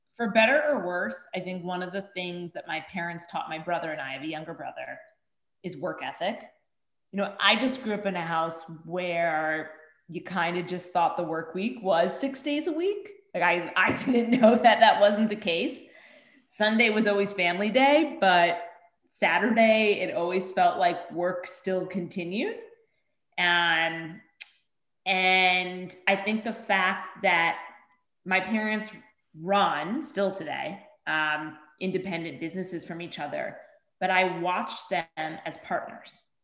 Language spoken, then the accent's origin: English; Bergen County, New Jersey, United States; I grew up 10 miles outside of New York City uh, in Bergen County, New Jersey